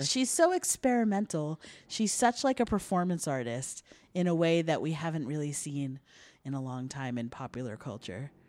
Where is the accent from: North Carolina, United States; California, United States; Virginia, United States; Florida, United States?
Virginia, United States; Centreville; which is also my hometown.